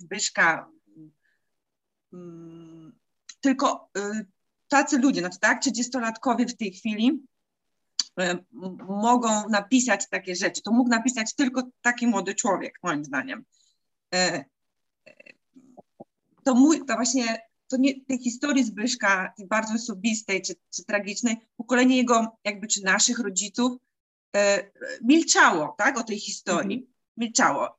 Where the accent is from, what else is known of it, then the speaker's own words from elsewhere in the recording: Silesian Voivodeship, Poland; tutaj u nas na Śląsku